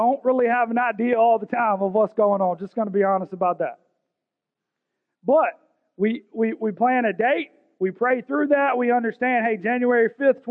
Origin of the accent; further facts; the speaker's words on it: Augusta, Georgia, United States; I'm from South Augusta. I'm from Richmond County